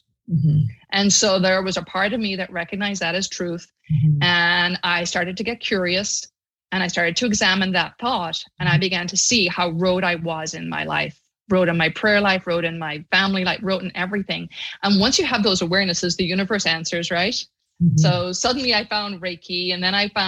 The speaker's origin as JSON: {"language": "English", "country": "Ireland", "tie": "born or raised there", "moved": "as an adult", "lives_now": "United States", "said": "I grew up in Catholic Ireland, and I was there till I was 22"}